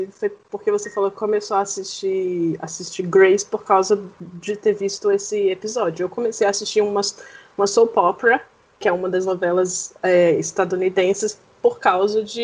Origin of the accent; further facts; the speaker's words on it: Belo Horizonte, Minas Gerais, Brazil; eu tenho 25 anos, sou de Belo Horizonte, Minas Gerais